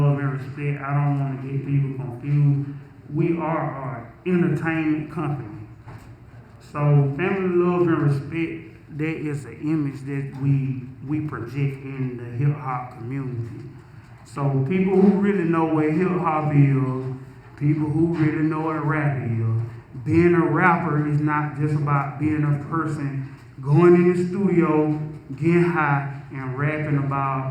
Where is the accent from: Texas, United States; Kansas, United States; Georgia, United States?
Georgia, United States; Milledgeville; I'm from Millersville, Georgia